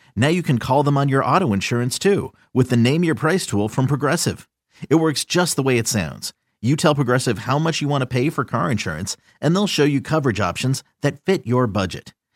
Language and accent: English; New York, United States; now in Detroit, United States; I'm a New Yorker